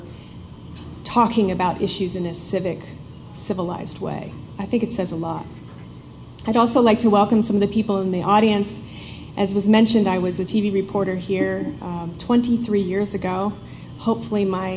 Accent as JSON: {"language": "English", "town": "Washington", "region": "District of Columbia", "country": "United States", "also_born_or_lived": "San Francisco / Chicago / Boston", "moved": "yes", "lives_now": "Idaho, United States", "said": "I'm from back east. I'm from Washington, D.C."}